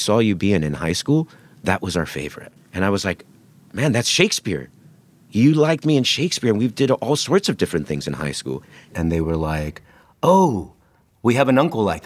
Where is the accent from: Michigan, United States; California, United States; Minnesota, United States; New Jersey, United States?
California, United States; Los Angeles; moved away as an adult; also born or lived in New York; I grew up in East Los Angeles, California. I moved to New York to study theater at the Juilliard School when I was 18 in 1996